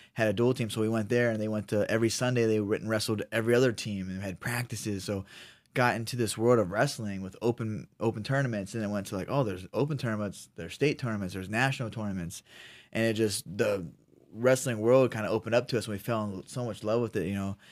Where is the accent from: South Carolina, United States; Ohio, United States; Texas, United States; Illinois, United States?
Ohio, United States; moved away as an adult; now in Sacramento, United States; I'm from Ohio, I'm, you know, Midwest